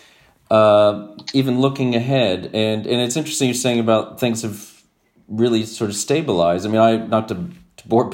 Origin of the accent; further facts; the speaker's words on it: Texas, United States; born and raised in Texas